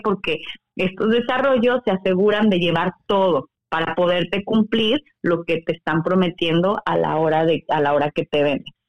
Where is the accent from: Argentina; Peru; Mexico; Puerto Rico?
Mexico; now in Mérida, Mexico